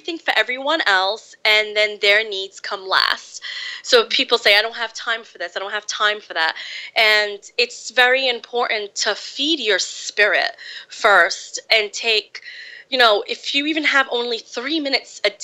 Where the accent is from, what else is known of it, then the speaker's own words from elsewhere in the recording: Fall River, Massachusetts, United States; I was born in Fall River, Massachusetts, and I grew up there.